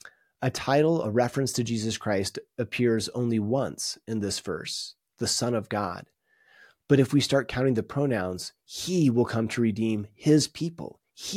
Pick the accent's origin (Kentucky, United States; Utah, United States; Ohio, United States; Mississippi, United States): Utah, United States; I was from Utah